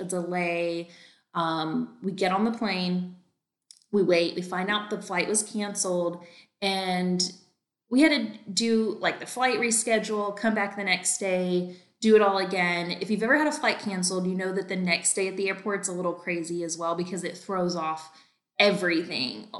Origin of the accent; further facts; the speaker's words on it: North Carolina, United States; now in Texas, United States; I'm actually from North Carolina